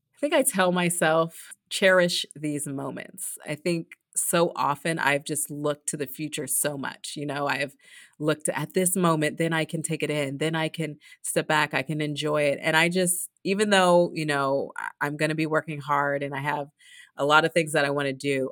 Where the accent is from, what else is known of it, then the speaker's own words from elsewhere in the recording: Los Angeles, California, United States; I'm from Los Angeles, and, you know, I had my first races there